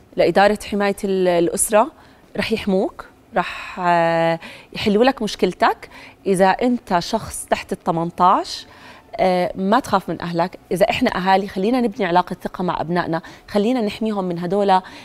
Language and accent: Arabic; Jordan; عندنا بالاردن